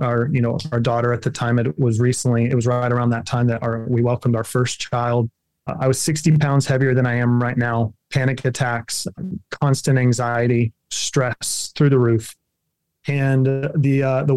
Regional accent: Kansas, United States; I'm a Kansas farm boy at heart

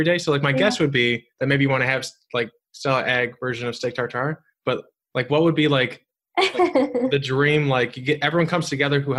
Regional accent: Illinois, United States; Illinois, because it's my home state

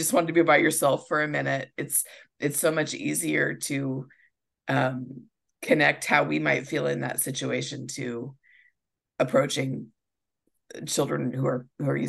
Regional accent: Nebraska, United States; we're from Nebraska, and the football team's the Cornhuskers.

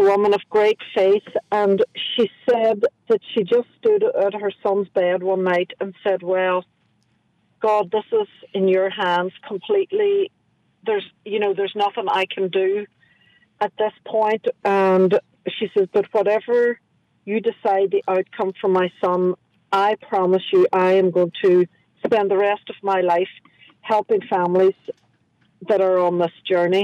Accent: Carndonagh, Ulster, Ireland; now in New Orleans, United States; I am from Donegal

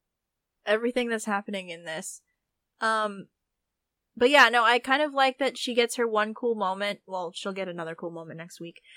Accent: Southern California, United States; I grew up in Southern California

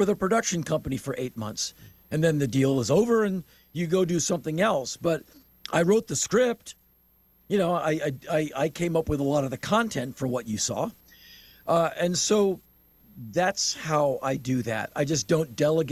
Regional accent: United States; my outlook as an American

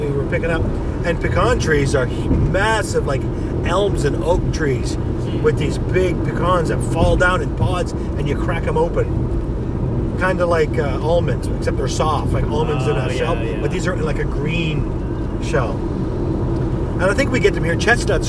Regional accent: Canada; And we come from Canada

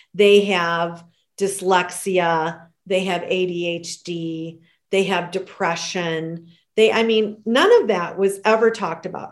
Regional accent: Michigan, United States; moved away as an adult; now in Carefree, Arizona, United States; I still love my Michigan. Born and raised there.

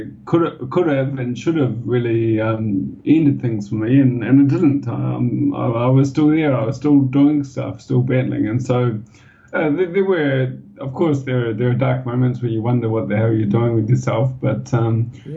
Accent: Wellington, New Zealand; moved away as an adult; now in Shanghai, China; I grew up in Wellington, and there are so many hills around

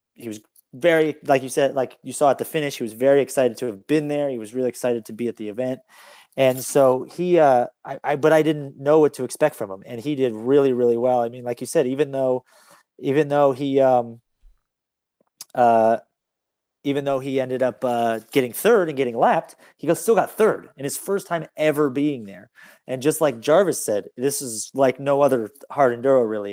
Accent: California, United States; I'm from California.

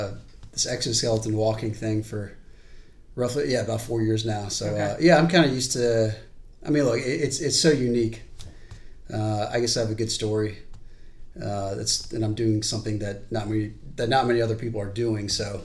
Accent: Charleston, South Carolina, United States; I'm from Charleston. I wasn't born here, but pretty much been here my entire life.

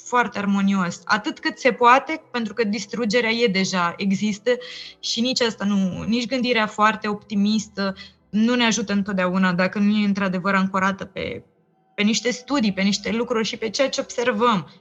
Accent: Romania; noi ca români cel puțin, pentru că am trăit experiența comunismului

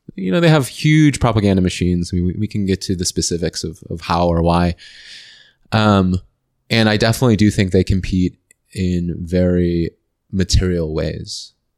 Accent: United States; moved away as an adult; also born or lived in China; I'm from the United States

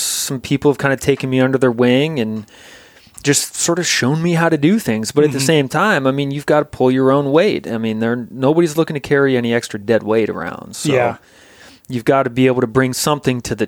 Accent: Vermont, United States; moved away as an adult; now in Alaska, United States; I grew up in Vermont and, kind of a dairy farming family

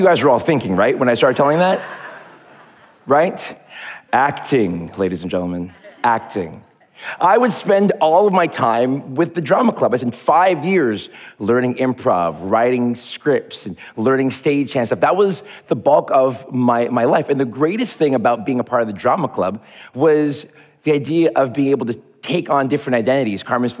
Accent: Montreal, Quebec, Canada; When I was 12 years old, growing up in Montreal, Quebec, God's country, God's hockey team

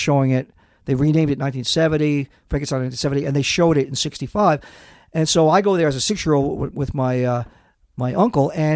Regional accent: upstate New York, United States; I grew up in New York

